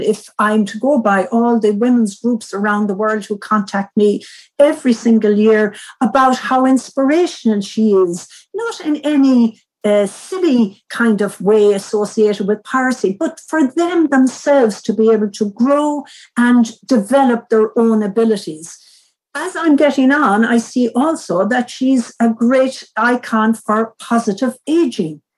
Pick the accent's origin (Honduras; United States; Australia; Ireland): Ireland; Mayo, Connacht; I'm from Mayo